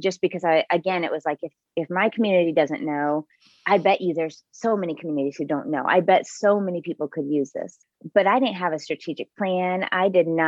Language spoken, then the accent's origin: English; Bloomington, United States; my hometown of Bloomington